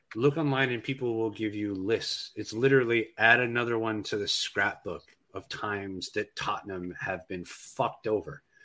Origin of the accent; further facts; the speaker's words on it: United States; as an American fan